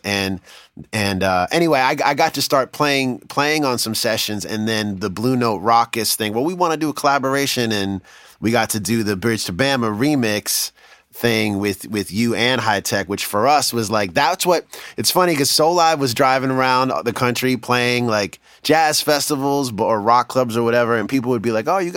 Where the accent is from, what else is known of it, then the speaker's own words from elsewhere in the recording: New York, United States; I moved to New York. I mean, I'm from New York